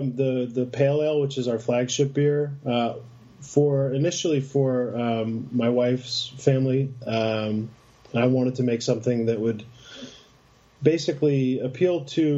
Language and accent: English; Schenectady, New York, United States; moved away as an adult; also born or lived in Boston; now in Medford, United States; I'm from upstate New York. I'm from from Schenectady outside of Albany. And I came to Boston